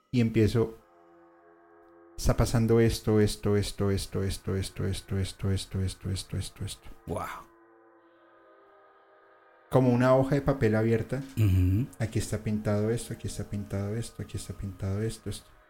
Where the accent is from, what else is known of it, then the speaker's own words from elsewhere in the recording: Colombia; como somos los colombianos